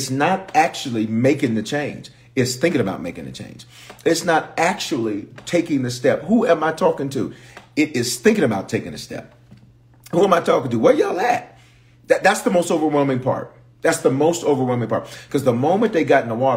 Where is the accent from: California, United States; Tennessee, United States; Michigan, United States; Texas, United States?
Tennessee, United States; Memphis; also born or lived in Denver, Colorado; I was born in Denver, but reared in Memphis